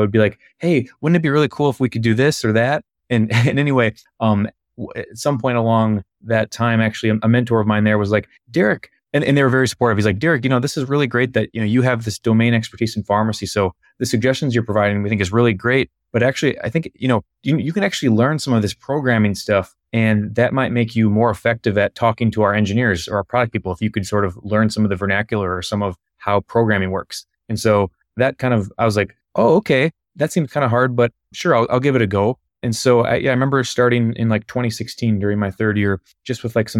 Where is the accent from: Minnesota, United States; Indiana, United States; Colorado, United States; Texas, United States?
Minnesota, United States; I'm based out of Minneapolis, Minnesota. Yeah, I'll just take some real quick background. So I'm born and raised in Minnesota